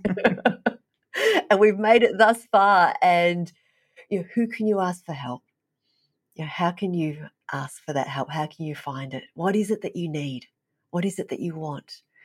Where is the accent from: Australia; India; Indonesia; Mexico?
Australia; Melbourne, Victoria; moved away as an adult; also born or lived in Vietnam; now in Fairbanks, United States; I was raised in Melbourne, it was a big city